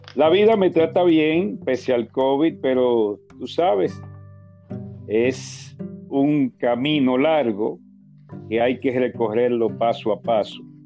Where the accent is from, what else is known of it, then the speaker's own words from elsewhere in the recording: Santo Domingo, Distrito Nacional, Dominican Republic; el lugar de nacimiento es la capital